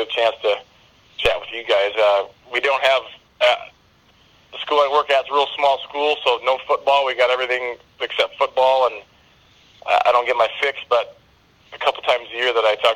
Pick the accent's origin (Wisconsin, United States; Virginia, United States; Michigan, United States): Wisconsin, United States; moved away as an adult; also born or lived in Minnesota; now in Northern California, United States; I grew up in Wisconsin, so but I've been here about 10 years